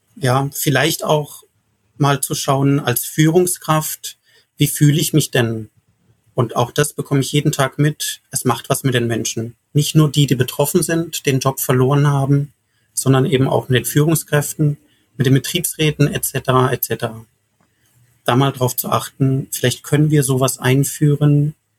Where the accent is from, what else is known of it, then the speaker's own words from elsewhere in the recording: Karlsruhe, Baden-Württemberg, Germany; in meiner Heimat Karlsruhe